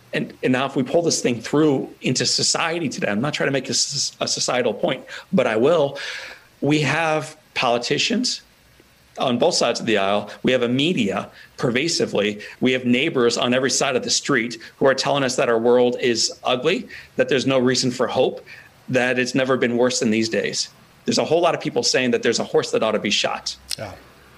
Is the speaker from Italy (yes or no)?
yes; Italy; it's as beautiful as the Italian sunsets I used to watch growing up in Italy.